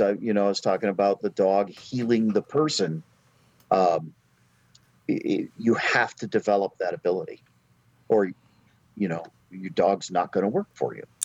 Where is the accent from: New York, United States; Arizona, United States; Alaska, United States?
Alaska, United States; moved away as an adult; also born or lived in Oregon / Florida / Washington / Colorado; now in North Carolina, United States; I grew up in Alaska, went to college in Oregon, went back to Alaska, joined the Navy